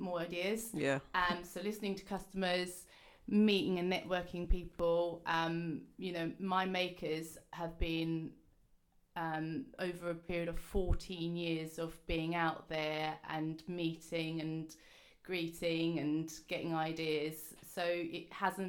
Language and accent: English; United Kingdom; as British farmers